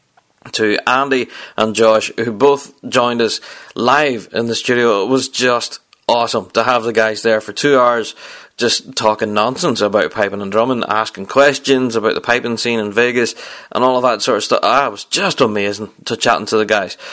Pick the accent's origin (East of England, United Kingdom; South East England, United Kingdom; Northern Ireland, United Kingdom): Northern Ireland, United Kingdom; accent: Northern Irish; I don't think kind of Northern Irish is your native tongue, so I hope you're able to cut through my accent